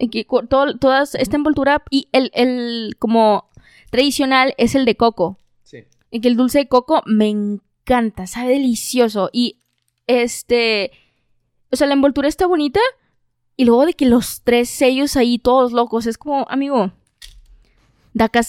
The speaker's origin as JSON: {"language": "Spanish", "country": "Mexico", "said": "O sea, me, independencia independicé de algo como mexicano, ¿no?"}